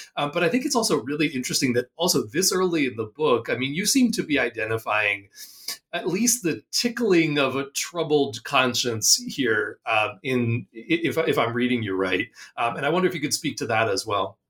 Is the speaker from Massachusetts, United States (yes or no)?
no; Philadelphia, Pennsylvania, United States; I grew up in the Philadelphia area